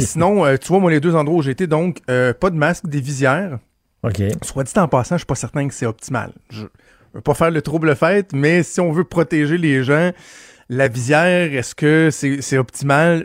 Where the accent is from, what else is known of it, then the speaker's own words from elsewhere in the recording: Quebec, Canada; en tant que Québécois